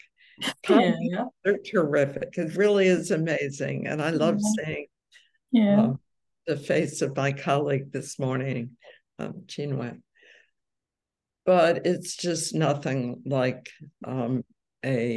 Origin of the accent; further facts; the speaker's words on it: New York, United States; I'm from New York